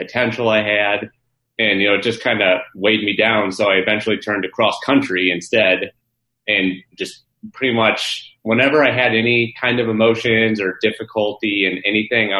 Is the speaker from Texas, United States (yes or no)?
no; St. Louis, Missouri, United States; also born or lived in Florida; I'm from St. Louis, so it was away from the family.